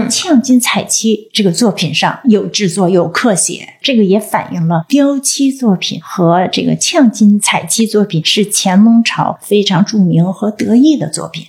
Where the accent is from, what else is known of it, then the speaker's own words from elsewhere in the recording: China; 我们中国人